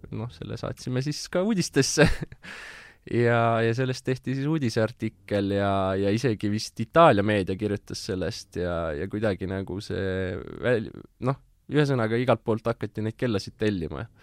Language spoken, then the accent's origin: Estonian; Tartu, Tartu County, Estonia; mina olen põline tartlane